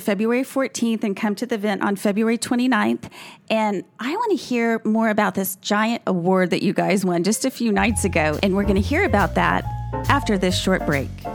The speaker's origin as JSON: {"language": "English", "town": "Dallas", "region": "Texas", "country": "United States", "said": "Being from Dallas"}